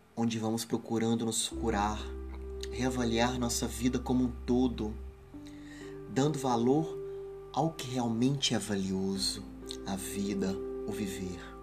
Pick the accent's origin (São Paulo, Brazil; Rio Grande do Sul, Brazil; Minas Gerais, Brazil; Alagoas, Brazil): Minas Gerais, Brazil; Ubá; no município de Ubá, na zona da Mata Mineira, onde nasci, cresci e vivo